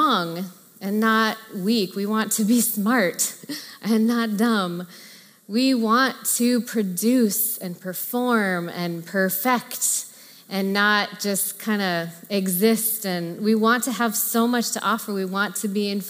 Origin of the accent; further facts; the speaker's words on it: Orange County, Southern California, United States; my unintentional mantra growing up in Southern California was look good, be good, do good